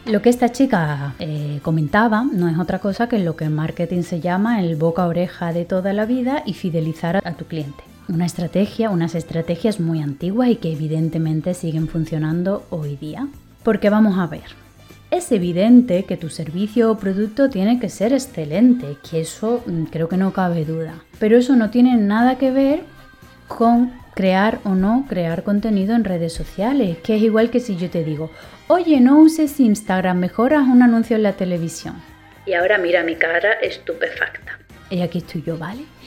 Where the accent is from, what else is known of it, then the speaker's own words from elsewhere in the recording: Seville, Andalusia, Spain; moved away; also born or lived in Madrid; yo soy española soy de Sevilla, aunque he vivido en Madrid muchísimos años